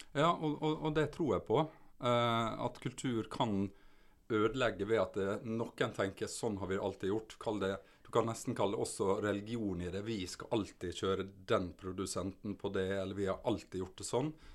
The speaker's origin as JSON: {"language": "Norwegian", "area": "Sunnmøre", "region": "Møre og Romsdal", "country": "Norway", "also_born_or_lived": "Vigra / Ålesund / Oslo", "said": "som sunnmøring så går du mye i fjella, Sunnmørsalpene"}